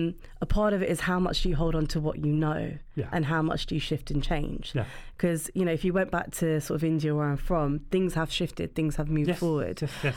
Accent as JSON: {"language": "English", "region": "London", "country": "United Kingdom", "tie": "born or raised there", "said": "So I grew up in London, so it was quite a mixed school that I went to."}